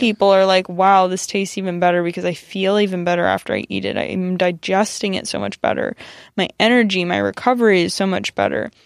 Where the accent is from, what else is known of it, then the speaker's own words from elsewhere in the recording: United States; growing up being Iranian American